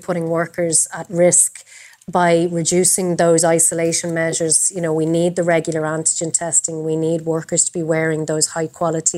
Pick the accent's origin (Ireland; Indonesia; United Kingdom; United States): Ireland; Dublin, Leinster; I'm from Talla. It's where I grew up.